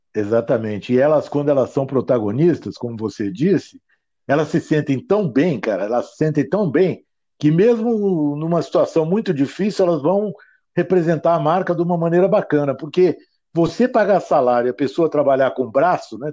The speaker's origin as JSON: {"language": "Portuguese", "town": "Ribeirão Preto", "region": "São Paulo", "country": "Brazil", "tie": "born or raised there", "moved": "as an adult", "said": "eu nasci em Ribeirão Preto, fui fazer engenharia no ITA"}